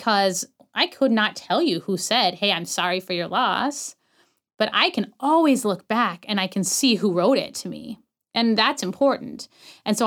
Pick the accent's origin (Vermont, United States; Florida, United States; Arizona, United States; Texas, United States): Arizona, United States; Prescott; I was born and raised in Prescott, Arizona